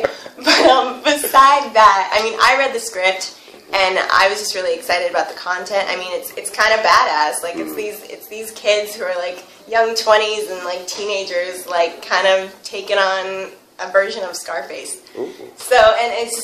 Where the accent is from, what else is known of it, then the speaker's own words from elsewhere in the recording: Mansfield, Massachusetts, United States; moved away as an adult; now in New York, United States; I'm from Mansfield, Massachusetts.